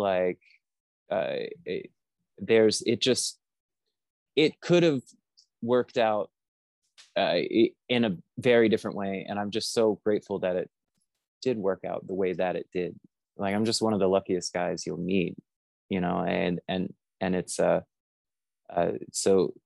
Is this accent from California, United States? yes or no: no; North Carolina, United States; moved away; also born or lived in Alabama; I was born in Alabama and then raised in North Carolina